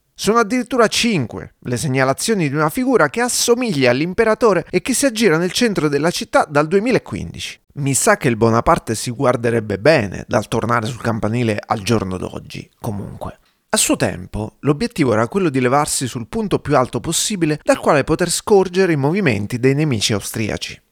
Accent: Abruzzo, Italy; also born or lived in Madrid, Spain; now in Trento, Italy; sono abruzzese

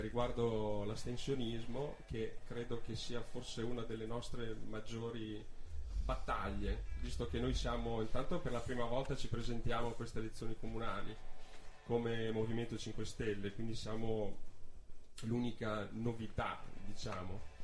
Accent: Milan, Lombardy, Italy; now in Trento, Italy; sono nato a Milano, quindi non sono trentino di nascita, ma ci vivo da una quindicina d'anni.

